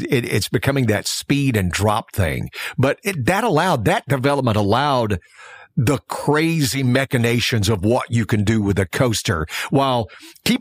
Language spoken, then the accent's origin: English; the South, United States; I'm from the South